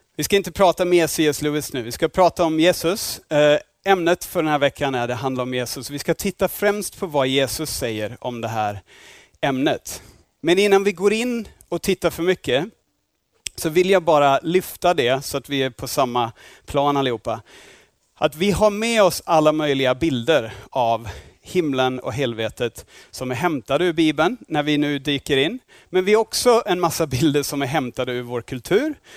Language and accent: Swedish; Australia; Swedish is a second language; now in Sweden; jag är inte härifrån, jag är från Australien